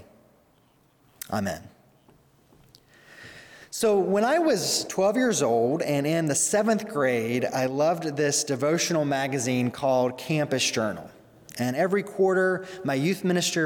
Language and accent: English; Mississippi, United States; now in Arlington Heights, United States; my hometown in Mississippi